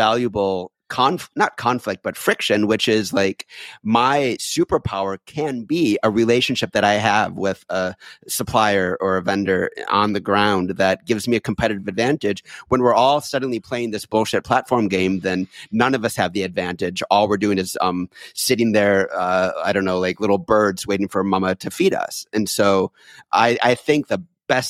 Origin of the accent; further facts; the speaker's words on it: United States; I'm an American.